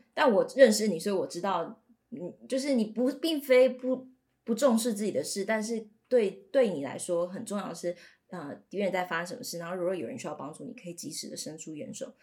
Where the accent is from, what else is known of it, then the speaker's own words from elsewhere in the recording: Pingtung County, Taiwan; 我又来自屏东